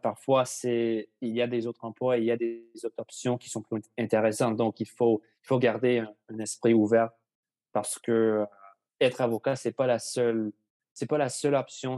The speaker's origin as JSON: {"language": "French", "town": "Victoria", "region": "British Columbia", "country": "Canada", "tie": "born or raised there", "also_born_or_lived": "Ottawa", "lives_now": "Vancouver, Canada", "said": "je suis né à Ottawa, mais je, on a déménagé, ma famille et moi, à Victoria quand j'avais 7 ans. Et maintenant, je habite à, à Vancouver"}